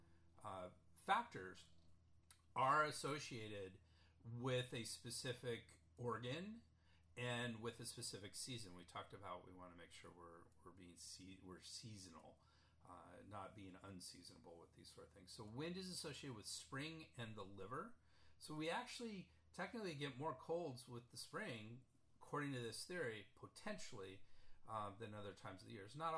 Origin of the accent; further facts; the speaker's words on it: San Diego, California, United States; I'm from San Diego, California